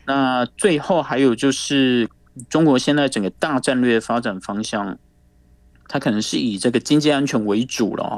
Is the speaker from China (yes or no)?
no; Taiwan; 我们台湾这边